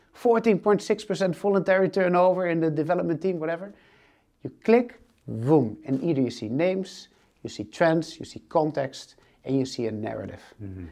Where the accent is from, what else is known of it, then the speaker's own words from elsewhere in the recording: northern Netherlands, Netherlands; moved away as an adult; now in Amsterdam, Netherlands; I'm actually not from Amsterdam. I'm from a very small village uh, in the north of uh, the Netherlands.